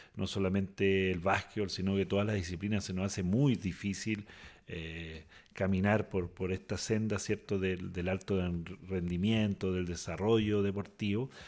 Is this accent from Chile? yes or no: yes; southern Chile, Chile; also born or lived in Osorno, Chile; now in Castro, Chile; yo soy del sur, eh, nacido y criado, eh, estudié en Osorno. Mm. Eh, ya radicado hace 30 años en, Castro